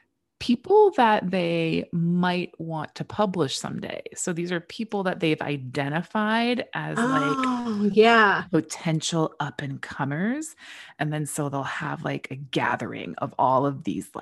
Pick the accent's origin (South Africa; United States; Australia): United States; Chicago, Illinois; me, Midwest girl. I mean, I grew up in Chicago